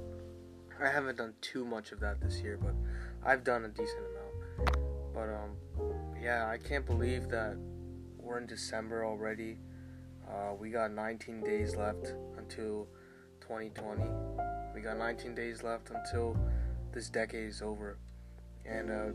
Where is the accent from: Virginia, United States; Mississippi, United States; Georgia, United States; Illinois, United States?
Virginia, United States; Ashburn; also born or lived in Centreville, Virginia; now in Aldie, United States; Ashburn was basically the first half of my childhood